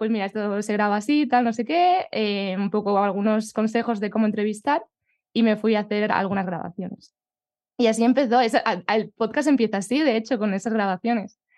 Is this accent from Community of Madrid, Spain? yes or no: yes; Collado Villalba, Community of Madrid, Spain; Pues mi pueblo es Villalba, en la Sierra de Madrid.